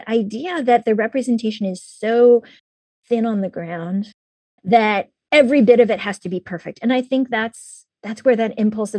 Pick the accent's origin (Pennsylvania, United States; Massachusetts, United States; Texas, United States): Pennsylvania, United States; Pittsburgh; born there; also born or lived in Shaker Heights; I was born in Pittsburgh in Pennsylvania, and I was in a little, you know, working class suburb. And I was the only Asian girl in my entire school.